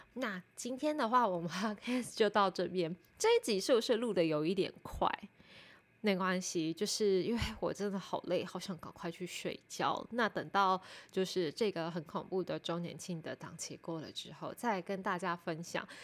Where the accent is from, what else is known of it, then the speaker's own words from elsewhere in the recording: Taipei, Taiwan; 因为我是台北人